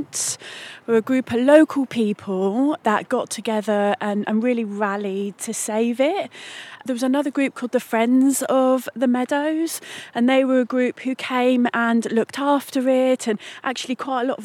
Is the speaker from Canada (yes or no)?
no; Batheaston, South West England, United Kingdom; I'm a local girl, I'm actually from Bath Easton